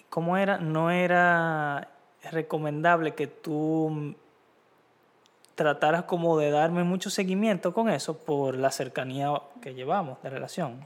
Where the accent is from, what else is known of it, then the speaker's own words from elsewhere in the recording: Dominican Republic; soy dominicano